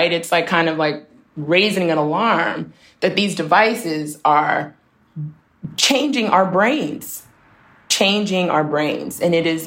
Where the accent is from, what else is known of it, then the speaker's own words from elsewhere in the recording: Washington, District of Columbia, United States; growing up in D.C., growing up in Southeast D.C.